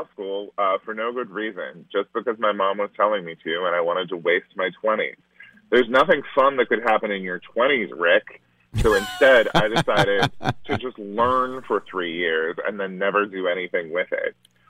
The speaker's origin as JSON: {"language": "English", "town": "Yuba City", "region": "California", "country": "United States", "tie": "born or raised there", "said": "It was extremely hot. It was extremely hot and very dusty, and there were lots of prunes and almonds around."}